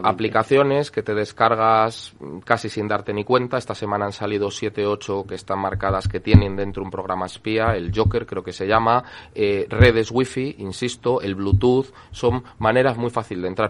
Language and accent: Spanish; El Bierzo, Castile and León, Spain; yo soy de la provincia de León, aunque sea del Bierzo